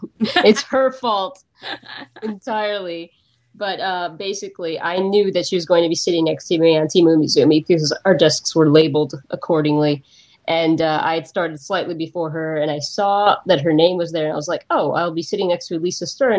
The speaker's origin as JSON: {"language": "English", "country": "United States", "said": "I'm American"}